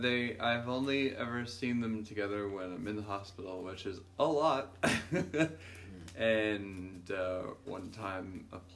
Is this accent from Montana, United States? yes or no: no; Columbus, Ohio, United States; I grew up in Worthington and Clintonville.